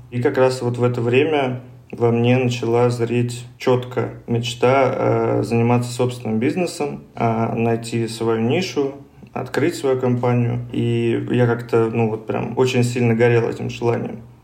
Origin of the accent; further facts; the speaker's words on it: Moscow, Russia; я коренной москвич